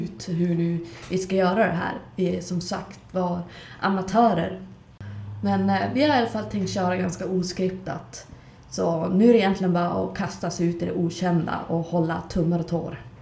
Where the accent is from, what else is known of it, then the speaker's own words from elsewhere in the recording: Skellefteå, Västerbotten County, Sweden; Jag är också från Skellefteå och bor här för tillfället